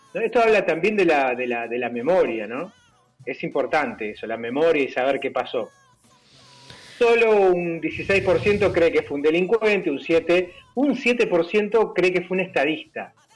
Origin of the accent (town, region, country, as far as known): Argentina